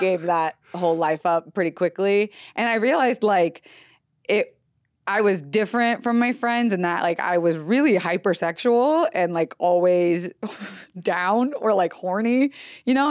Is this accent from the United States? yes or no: yes; Florida, United States; moved away; also born or lived in Los Angeles, California; I was raised on the East Coast